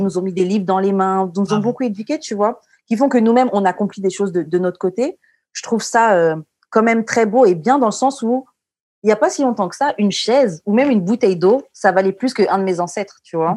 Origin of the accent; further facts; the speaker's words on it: Martinique; je suis martiniquaise